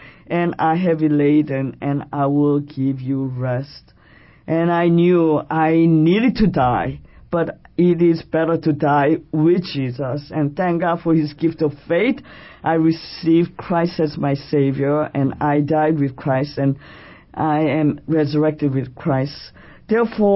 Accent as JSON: {"language": "English", "region": "Seoul", "country": "South Korea", "tie": "born or raised there", "moved": "yes", "lives_now": "New York City, United States", "said": "I am Korean by birth, and I was born in Seoul, South Korea. And I have been a resident of this great city, New York City, since June of 1971"}